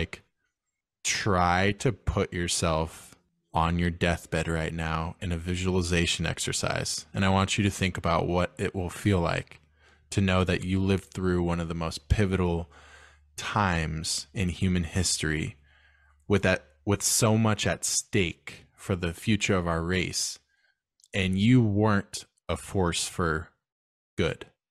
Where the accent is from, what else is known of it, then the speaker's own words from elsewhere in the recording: United States; I'm American